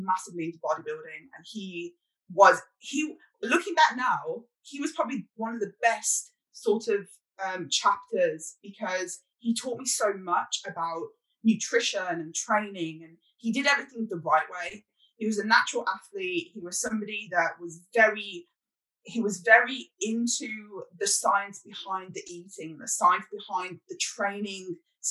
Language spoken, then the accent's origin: English; United Kingdom; I'm British